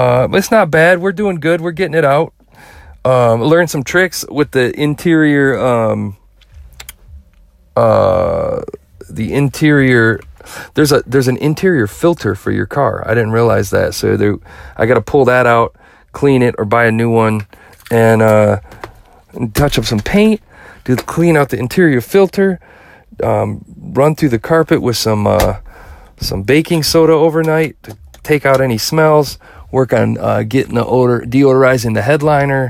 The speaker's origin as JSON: {"language": "English", "region": "Midwest", "country": "United States", "said": "I'm from the Midwest and we're fair to everybody."}